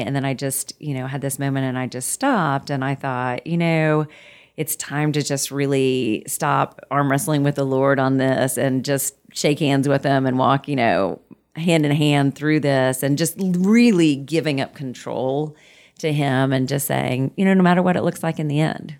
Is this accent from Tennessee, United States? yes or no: no; Muskogee, Oklahoma, United States; moved away; I grew up in Muskogee, Oklahoma